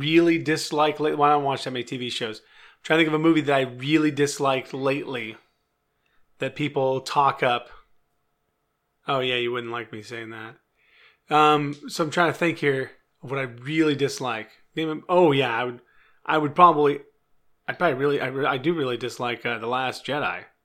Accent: California, United States; I'm from California

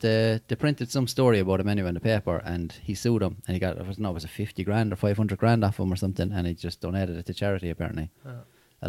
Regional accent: Limerick, Munster, Ireland; I'm from Limerick as well.

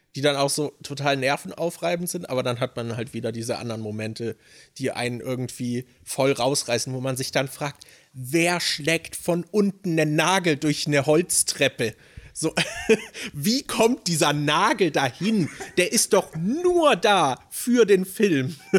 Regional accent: Germany; als Deutscher

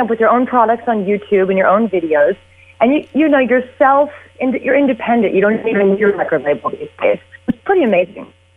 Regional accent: Houston, Texas, United States; I grew up in Houston, Texas.

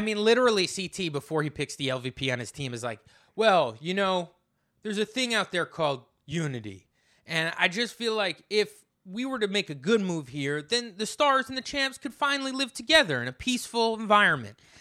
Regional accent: New Jersey, United States; moved away as an adult; now in Brooklyn, United States; I grew up in New Jersey, I live in Brooklyn

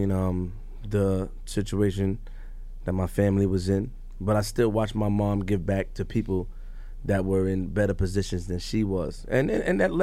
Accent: New York City, New York, United States; I'm from Queens

